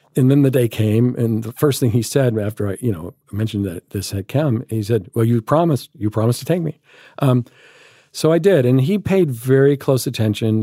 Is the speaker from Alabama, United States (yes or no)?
yes; Alabama, United States; moved away; growing up in Alabama